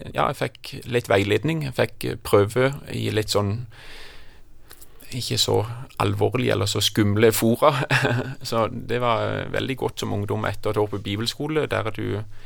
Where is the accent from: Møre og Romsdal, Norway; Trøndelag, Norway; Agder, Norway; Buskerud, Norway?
Agder, Norway; Kristiansand; moved away; also born or lived in Jæren; Jeg hadde noen veldig gode år i oppveksten på Flekkerøy.